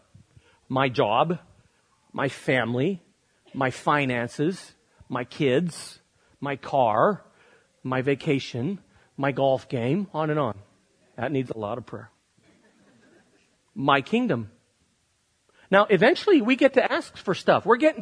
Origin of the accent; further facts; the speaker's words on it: United States; I love being an American, and I love living here